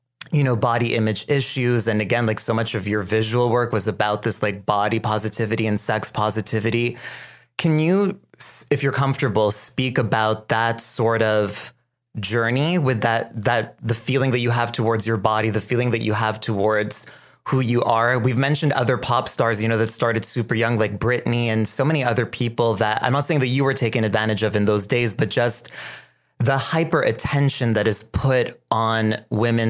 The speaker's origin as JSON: {"language": "English", "town": "Montreal", "region": "Quebec", "country": "Canada", "tie": "born or raised there", "said": "I grew up in Montreal, but in the West Island, which is a very Anglophone neighborhood."}